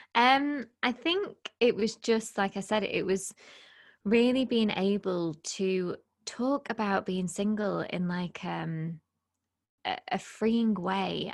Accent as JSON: {"language": "English", "country": "United Kingdom", "also_born_or_lived": "Lake District", "said": "we're both British"}